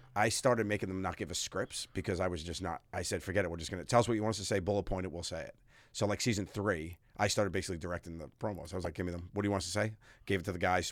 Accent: New York City, New York, United States; moved away as an adult; I'm from Staten Island

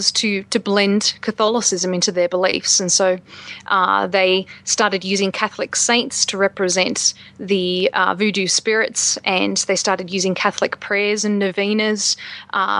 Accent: Australia; now in United States

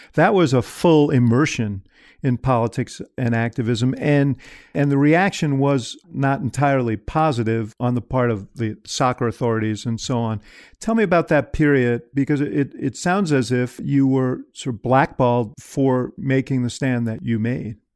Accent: Chicago, Illinois, United States; I'm a Chicagoan

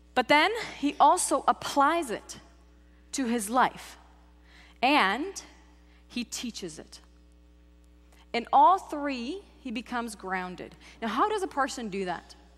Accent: Czechia; now in United States; I grew up in the Czech Republic

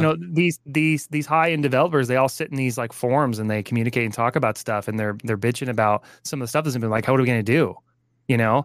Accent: Texas, United States; I'm from Texas

